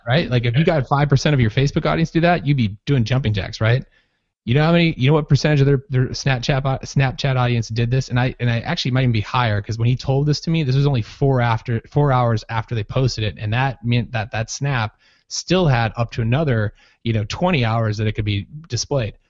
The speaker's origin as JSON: {"language": "English", "region": "Minnesota", "country": "United States", "tie": "born or raised there", "also_born_or_lived": "San Diego", "moved": "as an adult", "said": "I grew up in Minnesota"}